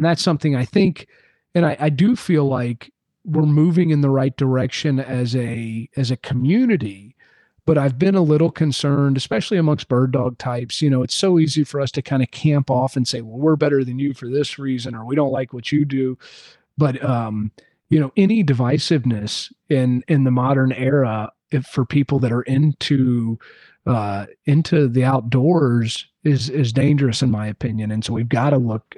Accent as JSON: {"language": "English", "region": "Southeast", "country": "United States", "tie": "born or raised there", "said": "somebody growing up in the Southeast"}